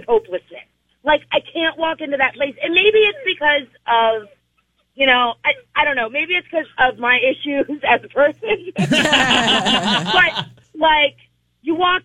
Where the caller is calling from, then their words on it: Seaford, Delaware, United States; I'm calling from Seaford